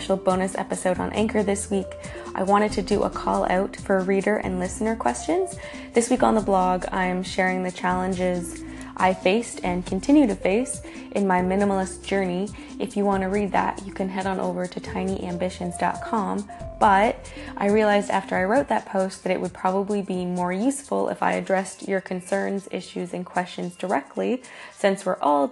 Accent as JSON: {"language": "English", "country": "Canada", "said": "I'm Canadian"}